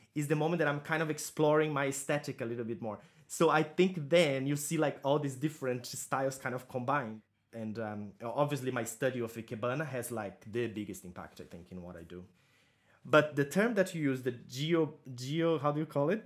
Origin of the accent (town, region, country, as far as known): Santa Catarina countryside, Brazil; born or raised there; moved away; also born or lived in Florianópolis, Brazil